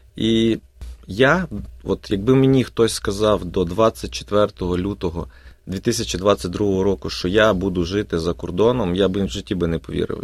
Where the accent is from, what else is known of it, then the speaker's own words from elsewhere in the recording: Sambir, Lviv Oblast, Ukraine; moved away as an adult; now in Melbourne, Australia; я з славного міста Самбура е, Львівської області, який знаходиться 30 кілометрів від кордона з Польщею біля Карпатських гір